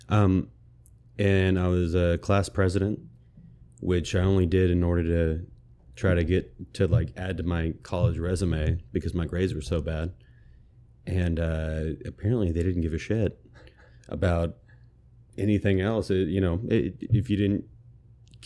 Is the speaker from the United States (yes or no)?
yes; Temple, Texas, United States; I am from Temple, Texas, born and raised.